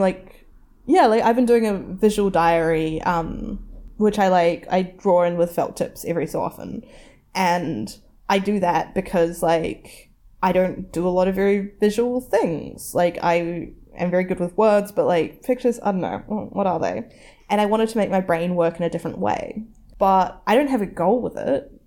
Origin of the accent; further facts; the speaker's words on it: New Zealand; something you learn growing up in New Zealand